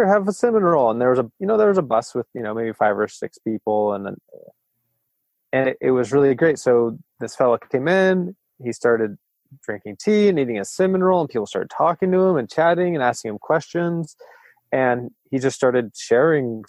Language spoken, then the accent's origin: English; Friday Harbor, Washington, United States; moved away as an adult; also born or lived in Arcata, California / Eureka, California; my hometown in Friday Harbor, Washington